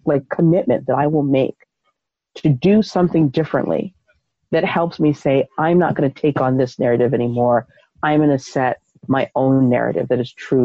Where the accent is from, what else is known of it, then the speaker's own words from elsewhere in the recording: United States; living as an American